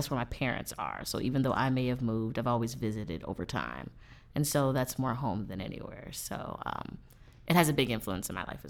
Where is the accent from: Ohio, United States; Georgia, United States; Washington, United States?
Georgia, United States; Atlanta; I am from Atlanta, Georgia. Shout out to the ATL.